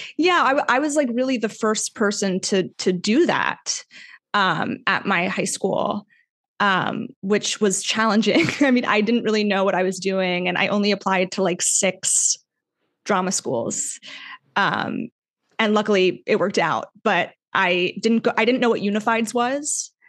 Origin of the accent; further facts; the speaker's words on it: Weston, Florida, United States; I'm from a small suburb called Weston, Florida, which is west of Fort Lauderdale, Florida.